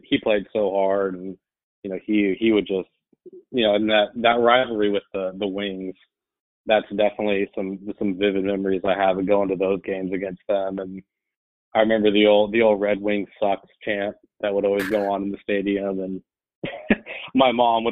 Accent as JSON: {"language": "English", "town": "Denver", "region": "Colorado", "country": "United States", "tie": "born or raised there", "said": "Born and raised in Denver"}